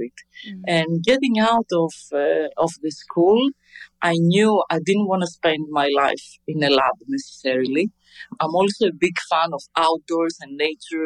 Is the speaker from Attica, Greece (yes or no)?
yes; Athens, Attica, Greece; I grew up in Athens